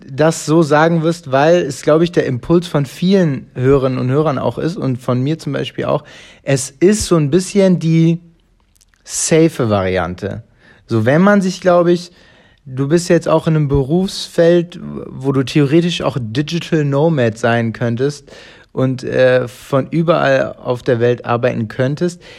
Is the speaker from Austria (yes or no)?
no; Italy; Ich bin ja, Italiener, ist doch jetzt gut.